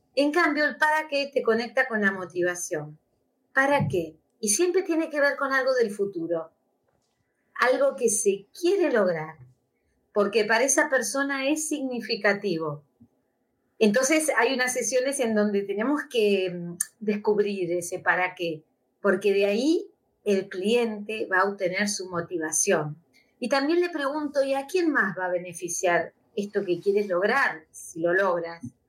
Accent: Argentina; moved away as an adult; now in Spain; soy argentina, vivo hace nueve años acá, y yo sé que en algún momento me voy a volver a la Argentina

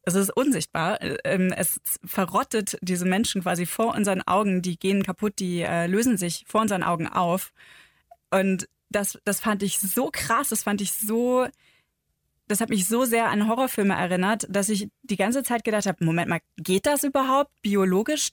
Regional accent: Northern Germany, Germany; now in Bavaria, Germany; ich bin ja aus Norddeutschland ähm, quasi in den Süden gezogen

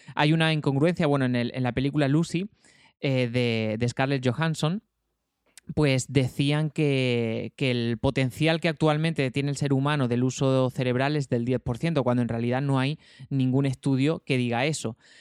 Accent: Almería, Andalusia, Spain; yo soy almeriense

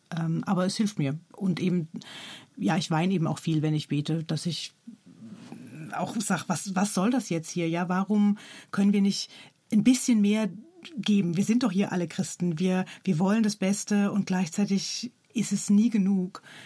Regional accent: Germany; moved away; ich bin Deutsche

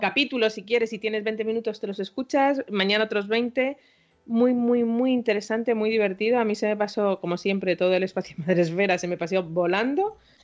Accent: Madrid, Community of Madrid, Spain; soy madrileña por los cuatro costados

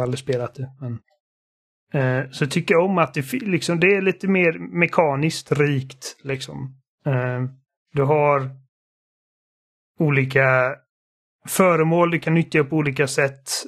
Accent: Sweden; Eftersom att båda mina föräldrar är, är tyskar så är jag tekniskt sett tysk, men jag är svensk medborgare och liksom det enda jag vet är Sverige.

